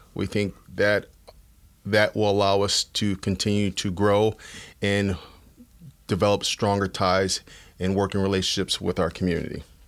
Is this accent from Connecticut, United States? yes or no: yes; Bridgeport, Connecticut, United States; also born or lived in New London, Connecticut; I'm from Bridgeport, where I was born and raised.